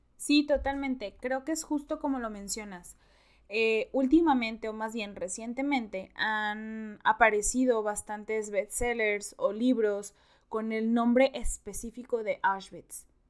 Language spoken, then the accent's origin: Spanish; Mexico; los mexicanos lo sabemos perfecto